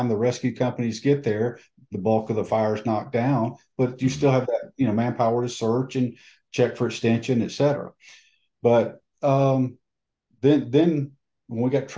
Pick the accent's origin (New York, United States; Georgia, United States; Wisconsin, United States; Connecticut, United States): Georgia, United States; DeKalb County; I was born and raised in DeKalb County